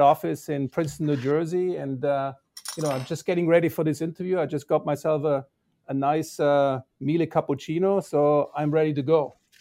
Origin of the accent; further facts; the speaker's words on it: Balingen, Baden-Württemberg, Germany; moved away as an adult; also born or lived in Toronto, Canada; now in United States; the town where the company was founded, which is Balingen. And that's actually my hometown.